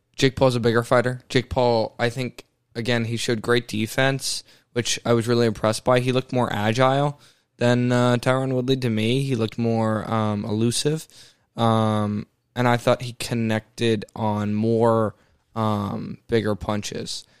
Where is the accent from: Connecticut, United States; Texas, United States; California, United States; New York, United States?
Texas, United States; I was born in Texas